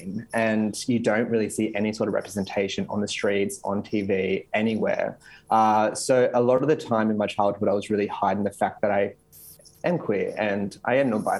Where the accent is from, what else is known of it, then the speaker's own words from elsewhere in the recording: Campbelltown, New South Wales, Australia; I grew up in Western Sydney in Campbelltown